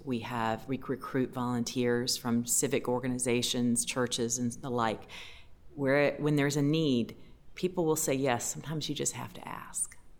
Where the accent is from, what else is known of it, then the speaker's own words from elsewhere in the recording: Raleigh, North Carolina, United States; I'm from Raleigh, so I've seen a lot of hurricanes over the years